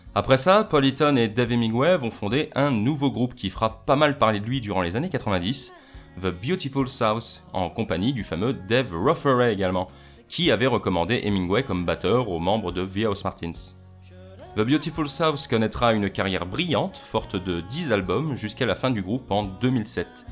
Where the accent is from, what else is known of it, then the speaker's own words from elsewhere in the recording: France; moi, en tant que français